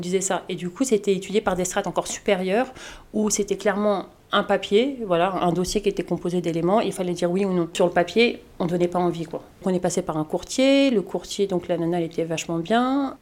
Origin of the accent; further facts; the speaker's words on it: Colombes, Île-de-France, France; Je suis née à Colombes, j'ai grandi à Colombes, donc j'ai un attachement particulier à ma ville